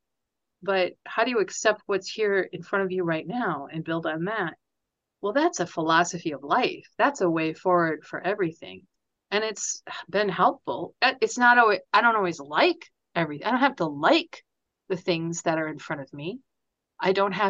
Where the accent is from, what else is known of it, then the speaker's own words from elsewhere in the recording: United States; As an American